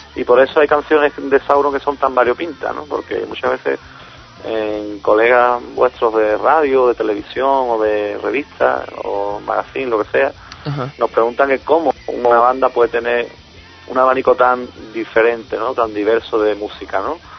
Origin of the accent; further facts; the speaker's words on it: Cádiz, Andalusia, Spain; yo nací aquí en Cádiz, eh, me crié aquí en, la provincia